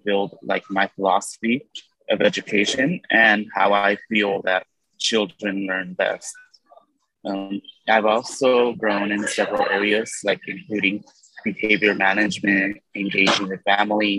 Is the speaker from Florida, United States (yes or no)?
no; Central California, United States; I am born and raised in Central California